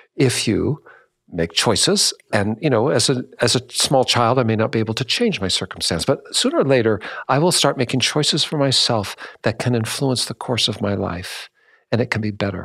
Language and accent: English; Washington, United States; my home state in Washington